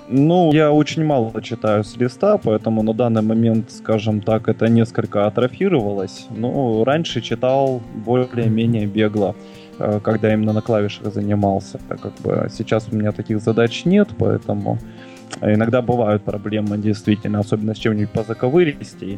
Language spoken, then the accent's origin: Russian; Krasnoyarsk, Krasnoyarsk Krai, Russia; Я из Красноярска, нахожусь под Красноярском